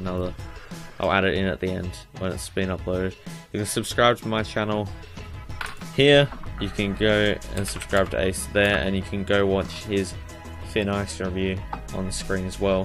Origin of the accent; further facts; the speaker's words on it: Australia; I'm Australian